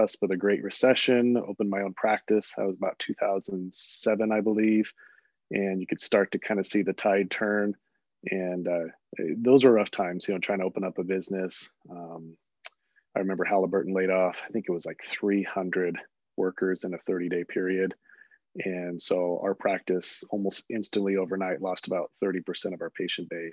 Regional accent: Western Colorado, United States; also born or lived in Delta, Colorado; I was born in Delta, Colorado. So a Western Colorado native.

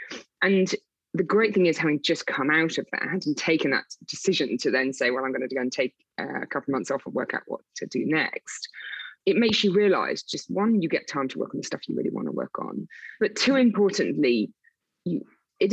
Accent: South West England, United Kingdom; accent: Wiltshire; I used to have a Wiltshire accent, to talk about my accent, I lost that really quickly because I got really picked on when I started in the city. So the Wiltshire accent had to go fast, but it sometimes creeps back.

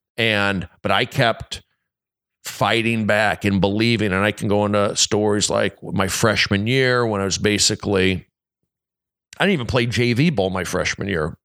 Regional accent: Los Angeles, California, United States; I grew up here in the San Fernando Valley

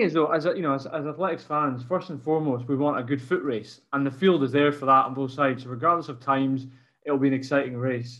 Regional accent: Scotland, United Kingdom; as a Scot

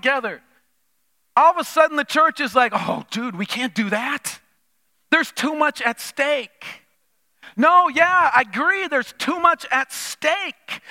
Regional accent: Minnesota, United States; moved away; growing up in Minnesota

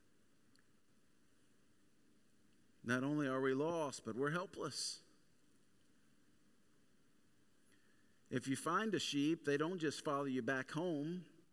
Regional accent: the South, United States; growing up in the Bible Belt and growing up in the South specifically

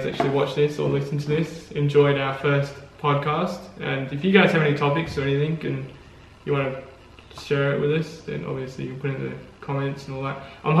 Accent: Australia; Australia is of course real. I know this because I'm Australian.

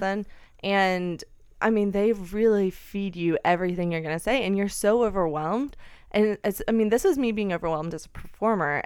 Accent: Alabama, United States; moved away; I grew up in Alabama

